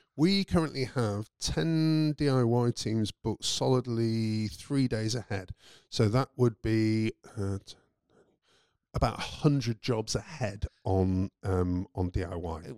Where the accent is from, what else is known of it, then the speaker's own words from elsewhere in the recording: United Kingdom; moved away; I'm British